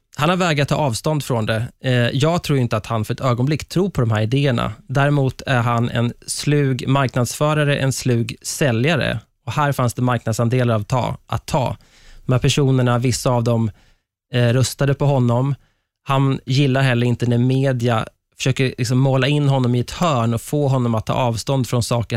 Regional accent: Sweden; som svenskar

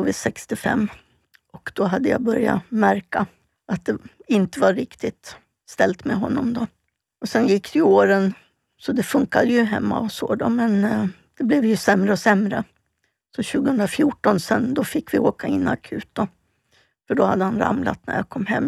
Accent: Stockholm, Stockholm County, Sweden; also born or lived in Falun; jag är född och uppväxt i Stockholm bodde ute i Hässelby

